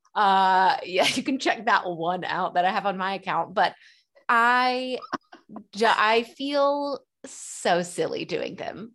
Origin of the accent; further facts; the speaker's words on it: Dothan, Alabama, United States; now in Nashville, United States; my hometown of Dothan, Alabama